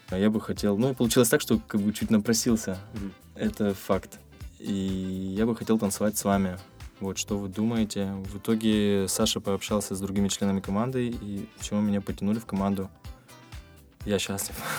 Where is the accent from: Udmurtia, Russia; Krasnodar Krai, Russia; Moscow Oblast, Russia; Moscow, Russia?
Krasnodar Krai, Russia; Krasnodar; also born or lived in Tbilisi, Georgia; всю свою сознательную жизнь я вырос в, в моем любимом городе Краснодар